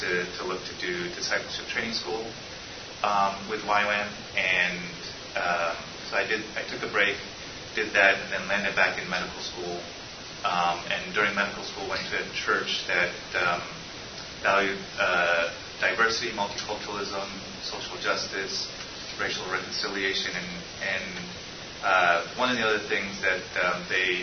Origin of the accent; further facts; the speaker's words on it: United States; moved away as an adult; also born or lived in Evanston, Illinois; now in Chicago, United States; I am a Korean-American that was born in the States, and I grew up in the Washington, D.C. suburbs